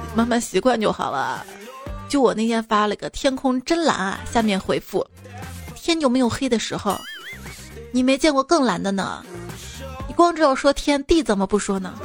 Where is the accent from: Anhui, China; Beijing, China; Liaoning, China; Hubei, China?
Anhui, China; 瞧不起我们安徽人